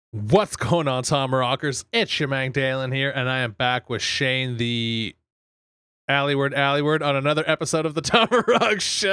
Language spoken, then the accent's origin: English; Fort McMurray, Alberta, Canada; now in Miami, United States; that's where I grew up